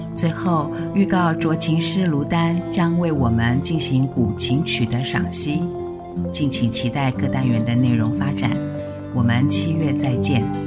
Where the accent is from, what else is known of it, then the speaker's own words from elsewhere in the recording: Tainan, Taiwan; moved away as an adult; also born or lived in Taipei; 刚来台北念书的时候，总找不到台南的油条味道